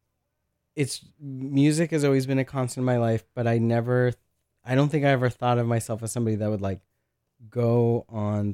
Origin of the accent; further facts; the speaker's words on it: San Mateo, California, United States; When I was in middle school, I grew up in San Mateo, California